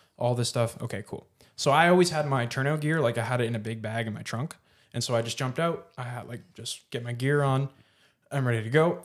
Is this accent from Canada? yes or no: yes; Canada; moved away as an adult; also born or lived in Mexico; I was born here in Canada, like, grew up here. I lived here till I was eighteen.